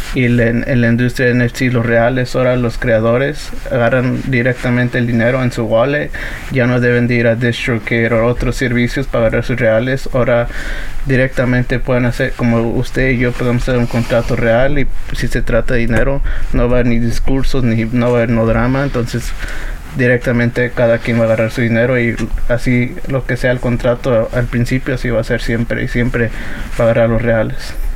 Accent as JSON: {"language": "Spanish", "country": "United States", "tie": "born or raised there", "also_born_or_lived": "Atlixco, Puebla, Mexico (parents' origin)", "said": "Inmigraron aquí en el 92 y yo nací en el 97"}